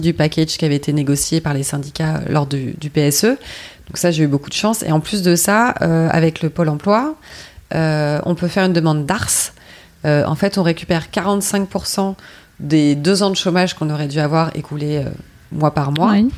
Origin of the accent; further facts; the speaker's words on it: Paris, Île-de-France, France; je suis parisienne